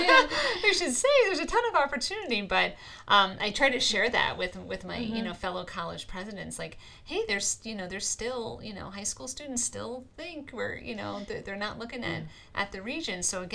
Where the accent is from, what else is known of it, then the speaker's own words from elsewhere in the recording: New York, United States; moved away as an adult; now in Northeast Pennsylvania, United States; I came to Pennsylvania to go to school. I'm from New York originally.